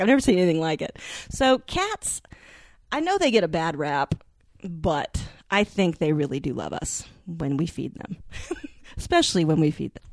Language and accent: English; the South, United States; I was born and raised in the South